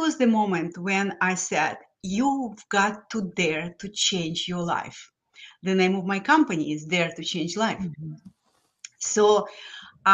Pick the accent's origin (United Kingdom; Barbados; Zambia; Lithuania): Lithuania; English is a second language; moved away as an adult; now in United States; I'm a first generation immigrant from Lithuania that used to be former Soviet Union. So I grew up in this horrible regime of Soviets